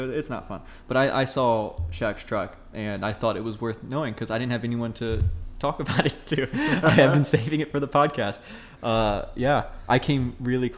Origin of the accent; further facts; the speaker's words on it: Springfield, United States; in my hometown, or I guess the town my high school was in has a golf course